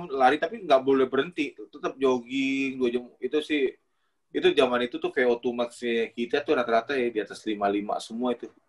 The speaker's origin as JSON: {"language": "Indonesian", "town": "Batam", "region": "Riau Islands", "country": "Indonesia", "lives_now": "Jakarta, Indonesia", "said": "dari zaman saya datang dari Batam ke"}